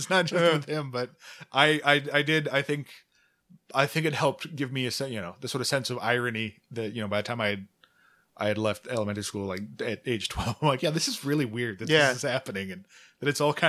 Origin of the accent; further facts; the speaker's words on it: Omaha, Nebraska, United States; So I grew up in Omaha, and he's just been a fixture there forever